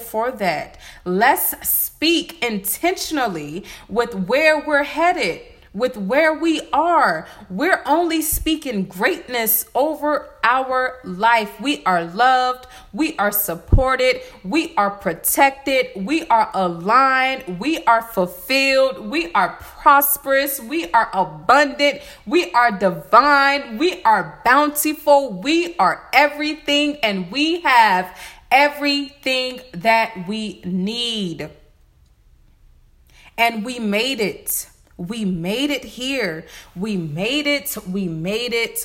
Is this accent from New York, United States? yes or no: no; Varnville, South Carolina, United States; I'm from Varnville. That's in Hampton County